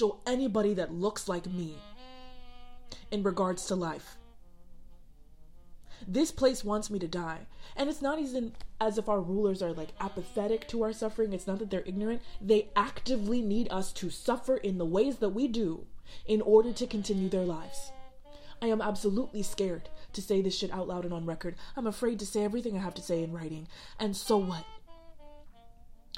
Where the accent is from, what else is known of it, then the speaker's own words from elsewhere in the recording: Sierra Leone; moved away; also born or lived in Chicago; my home country of Sierra Leone